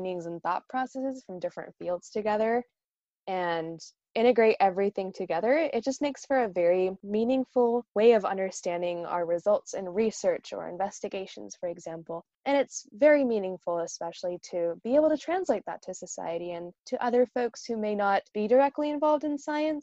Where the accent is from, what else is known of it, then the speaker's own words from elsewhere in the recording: Northern California, United States; moved away as an adult; now in New York City, United States; I'm originally from Northern California in the United States